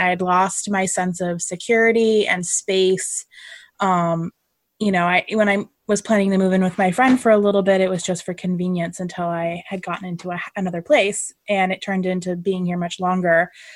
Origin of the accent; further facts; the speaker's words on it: California, United States; now in Connecticut, United States; Lauren and I met in California and we're both from California, I live uh, in Connecticut now